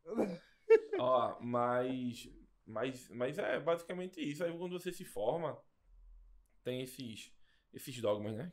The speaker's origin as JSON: {"language": "Portuguese", "country": "Brazil", "said": "Eu sou de Nova Jersey, Nova Descoberta."}